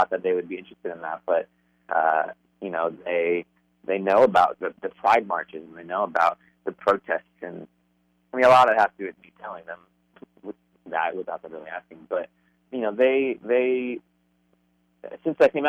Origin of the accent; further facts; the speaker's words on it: Phoenix, Arizona, United States; also born or lived in Dallas; now in Los Angeles, United States; I grew up in Arizona, in like conservative Arizona